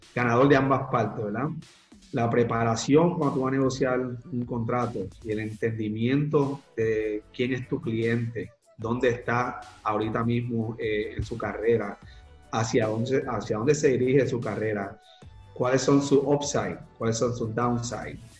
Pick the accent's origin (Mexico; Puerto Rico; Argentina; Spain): Puerto Rico; soy este, puertorriqueño, nací y criado aquí en la isla de Puerto Rico